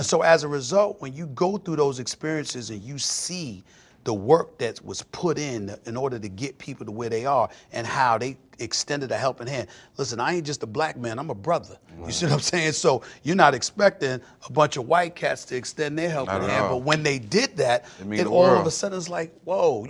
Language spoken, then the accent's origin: English; New York City, New York, United States; moved away as an adult; also born or lived in Archdale, North Carolina; I'm from New York City. I'm from the streets of Hollis, Queens, New York City